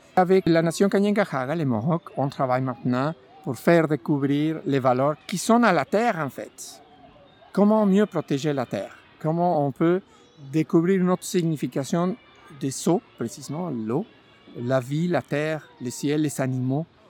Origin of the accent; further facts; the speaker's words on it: Mexico; French is a second language; moved away as an adult; now in Montreal, Canada; Je suis originaire du Mexique. Je suis arrivé en 2009, 1er avril 2009